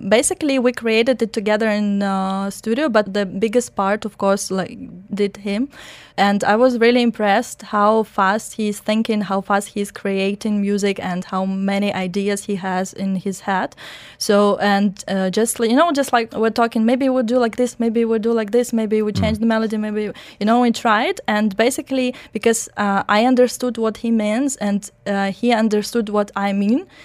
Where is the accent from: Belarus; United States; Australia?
Belarus; English is a second language; also born or lived in Germany; now in Dubai, United Arab Emirates; was born in Germany and grown up in Belarus.